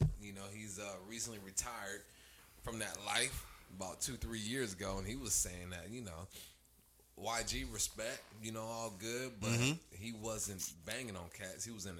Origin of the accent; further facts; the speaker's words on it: United States; I'm from the United States.